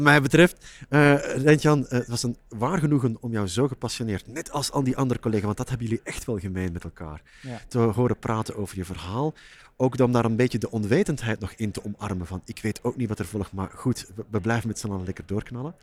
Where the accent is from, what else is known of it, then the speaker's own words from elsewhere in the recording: Flanders, Belgium; moved away as an adult; now in Netherlands; ik werk al jaren, nou, 17 jaar ondertussen, als Vlaming in Nederland